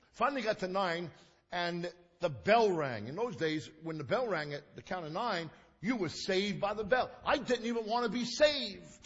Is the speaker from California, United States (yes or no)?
no; New York City, New York, United States; We lived in Coney Island. I was raised in Coney Island.